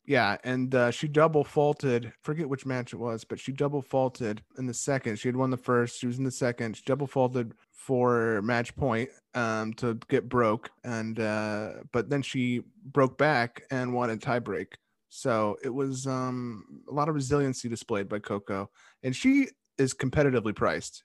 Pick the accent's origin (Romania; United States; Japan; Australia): United States; As an American